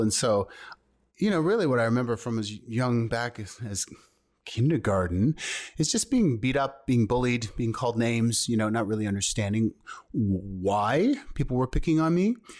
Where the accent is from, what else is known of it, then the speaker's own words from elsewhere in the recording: Thunder Bay, Ontario, Canada; also born or lived in Toronto; I was born in Thunder Bay, Ontario, which is also in Canada